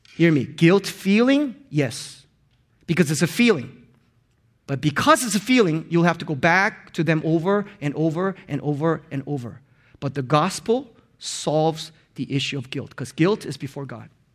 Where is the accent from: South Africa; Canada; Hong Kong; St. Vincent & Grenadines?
Hong Kong; first language Korean; English is a second language; also born or lived in Korea; when I moved to Hong Kong when I was in fifth grade, I had to learn two different languages on top of my mother tongue, Korean